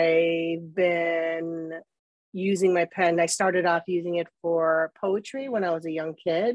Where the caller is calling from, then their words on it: Chicago, Illinois, United States; I am actually calling from the northern suburbs of Chicago, Illinois, USA.